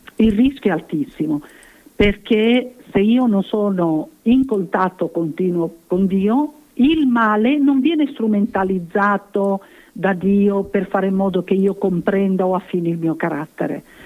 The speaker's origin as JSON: {"language": "Italian", "region": "Sicily", "country": "Italy", "said": "come siciliana"}